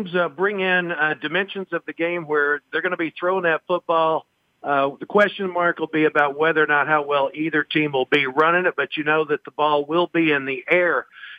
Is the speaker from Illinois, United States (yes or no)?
no; Arkansas, United States; now in Las Vegas, United States; It was the Oakland Raiders when I grew up in Arkansas.